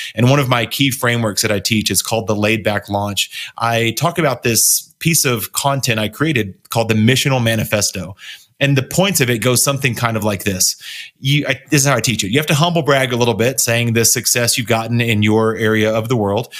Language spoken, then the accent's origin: English; Texas, United States; moved away as an adult; also born or lived in Oklahoma; now in Colorado, United States; I grew up in Texas, grew up really conservative, went to college in Oklahoma, and moved out to Colorado in two thousand four